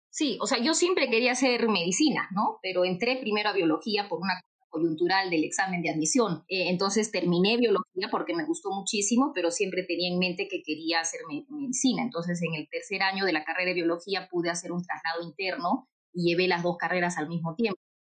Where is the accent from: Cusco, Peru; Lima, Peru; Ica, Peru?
Cusco, Peru; Urubamba; Yo soy cusqueña y toda mi vida he vivido en el Cusco, en Urubamba